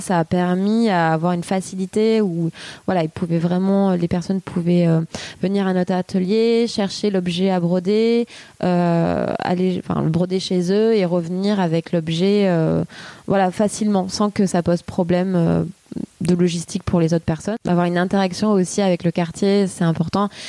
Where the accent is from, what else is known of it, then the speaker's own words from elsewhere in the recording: Fontvieille, Provence-Alpes-Côte d'Azur, France; moved away as an adult; also born or lived in Arles / Paris; now in Marseille, France; Je suis née à, à Arles, Euh, donc dans le treize, euh, et j'ai grandi donc à côté de Arles, euh, Fontvieille